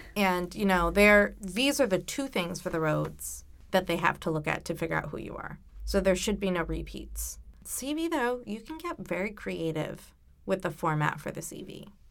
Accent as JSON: {"language": "English", "town": "Warwick", "region": "Rhode Island", "country": "United States", "tie": "born or raised there", "said": "I grew up in Gatsby, Warwick"}